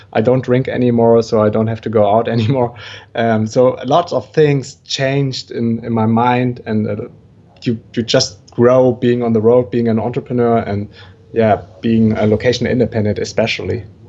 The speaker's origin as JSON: {"language": "English", "country": "Germany", "also_born_or_lived": "Brazil", "moved": "as an adult", "said": "originally I'm from Germany"}